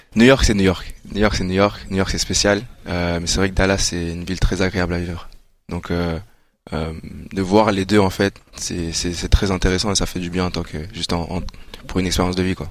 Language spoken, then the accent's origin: French; Rwanda; moi je suis rwandais